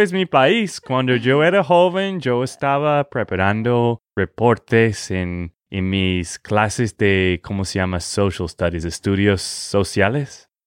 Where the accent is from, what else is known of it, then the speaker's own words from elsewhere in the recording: Texas, United States; de Texas, Estados Unidos